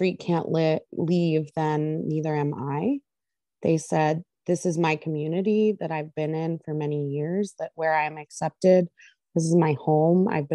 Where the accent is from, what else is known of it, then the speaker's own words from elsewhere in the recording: Youngstown, Ohio, United States; I grew up in Youngstown